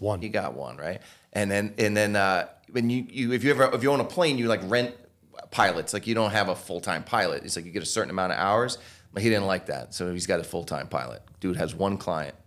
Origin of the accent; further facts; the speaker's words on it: Norwalk, Connecticut, United States; I'm from Norwalk, Connecticut